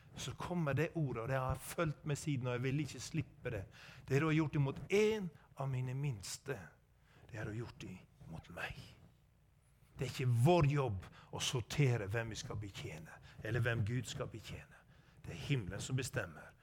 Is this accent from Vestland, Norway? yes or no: yes; Sogn, Vestland, Norway; er født og oppvokst i Sogn